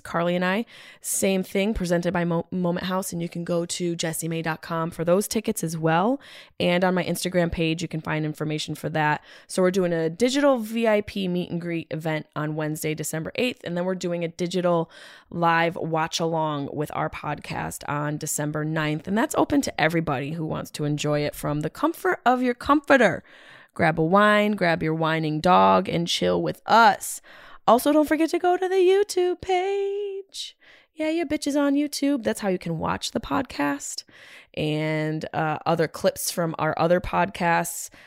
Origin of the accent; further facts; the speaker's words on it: Syracuse, New York, United States; my hometown, Syracuse, New York